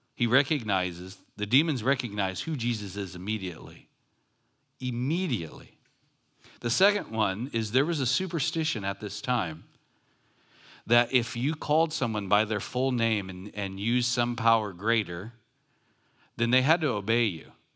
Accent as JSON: {"language": "English", "town": "Long Beach", "region": "California", "country": "United States", "tie": "born or raised there", "said": "I grew up in Long Beach, like, by Compton"}